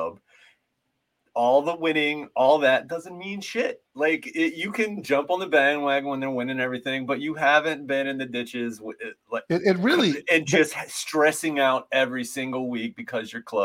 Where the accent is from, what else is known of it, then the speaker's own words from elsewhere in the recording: Virginia, United States; I'm from Virginia